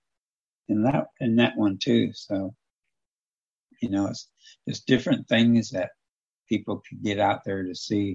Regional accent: Toledo, Ohio, United States; moved away as an adult; growing up in Toledo, it's a lot different than it is in southern Ohio

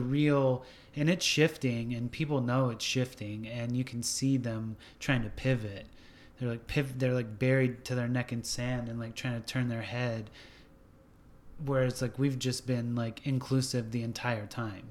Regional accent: Washington State, California, West Coast, United States; now in Nashville, United States; I grew up on the West Coast, Washington State, California.

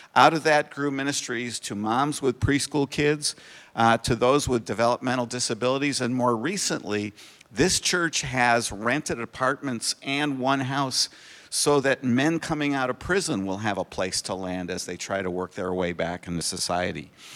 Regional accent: Connecticut, United States; moved away as an adult; also born or lived in Japan; now in Minnesota, United States; I'm originally from Connecticut

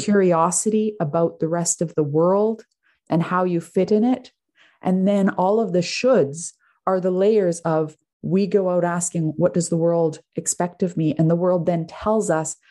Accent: Canada; i'm Canadian

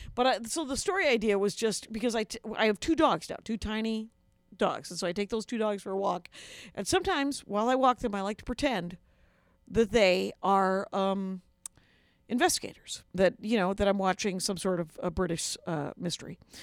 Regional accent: South Milwaukee, Wisconsin, United States; moved away as an adult; now in Minneapolis, United States; I grew up outside of Milwaukee in Wisconsin in a little factory town called South Milwaukee.

